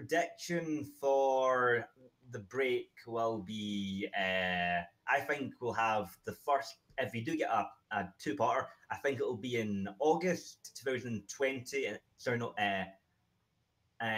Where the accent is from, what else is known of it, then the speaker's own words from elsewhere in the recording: Scotland, United Kingdom; I'm from Scotland.